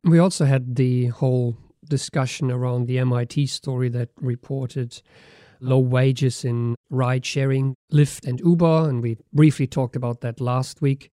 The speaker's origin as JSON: {"language": "English", "country": "Germany", "moved": "yes", "said": "my home country, Germany"}